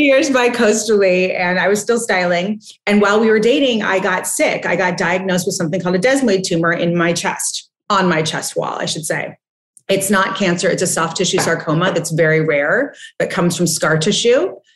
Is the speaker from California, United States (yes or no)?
yes; Montecito, California, United States; also born or lived in Switzerland; I grew up in Montecito, which is a small town just south of Santa Barbara